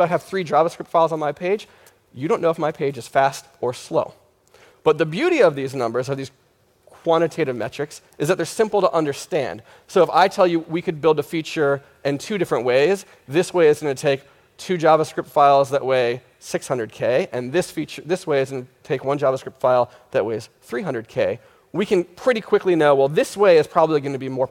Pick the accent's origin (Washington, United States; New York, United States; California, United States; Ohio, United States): New York, United States; New York City; I'm a web developer from New York City